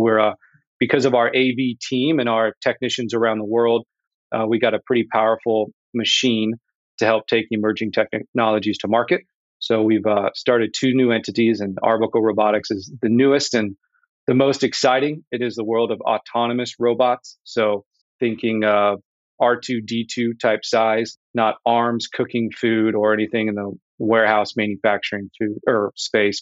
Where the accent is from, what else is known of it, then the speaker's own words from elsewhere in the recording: Indianapolis, Indiana, United States; I am from Indianapolis, born and raised